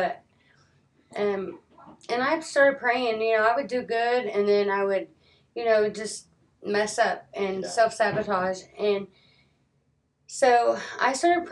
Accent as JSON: {"language": "English", "town": "Purcell", "region": "Oklahoma", "country": "United States", "tie": "born or raised there", "also_born_or_lived": "Washington, Oklahoma", "said": "In 1976, I was born in Purcell, Oklahoma"}